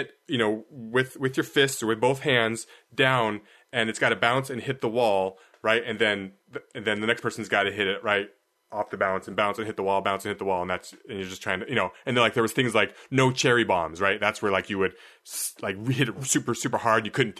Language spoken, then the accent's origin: English; Seattle, Washington, United States; David and I grew up in Seattle. In the Seattle area